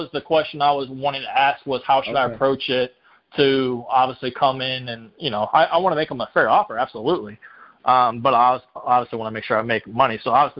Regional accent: Clearwater, Florida, United States; I'm originally from the Clearwater area. Now I'm Brandon.

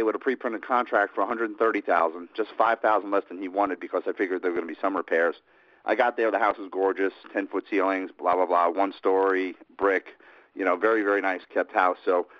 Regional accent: Houston, Texas, United States; Houston, Texas.

